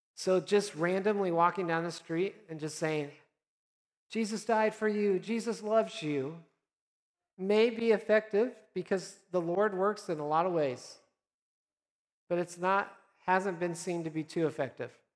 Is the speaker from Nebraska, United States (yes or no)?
yes; Nebraska, United States; moved away; I'm from originally Nebraska